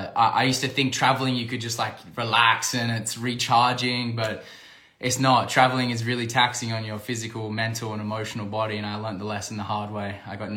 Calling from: Algarve, Portugal; I'm dialing in from Portugal. I'm back in Portugal on the Algarve here.

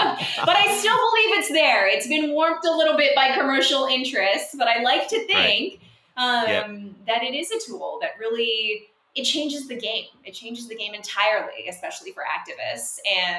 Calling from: Tokyo, Japan; I am calling in from Tokyo, Japan

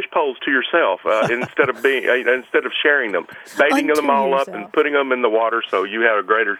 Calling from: Tampa, Florida, United States; The Tampa Bay, Florida area.

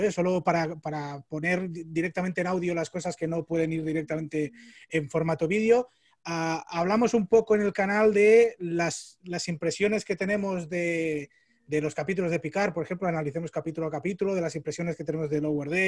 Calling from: Spain; ¿vale? Saludos desde España. Eh, aquí son las 8 y 10 de la, noche.

